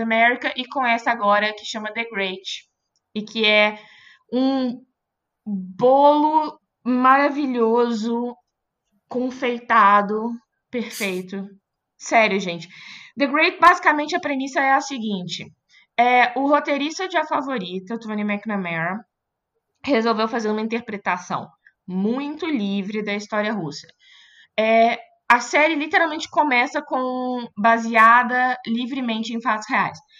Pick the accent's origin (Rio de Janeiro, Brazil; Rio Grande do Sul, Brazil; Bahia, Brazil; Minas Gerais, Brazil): Minas Gerais, Brazil; Belo Horizonte; now in São Paulo, Brazil; Eu sou de Belo Horizonte